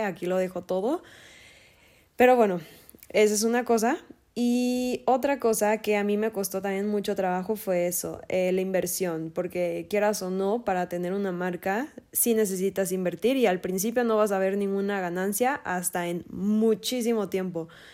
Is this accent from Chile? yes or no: no; Guadalajara, Jalisco, Mexico; soy de Guadalajara, Jalisco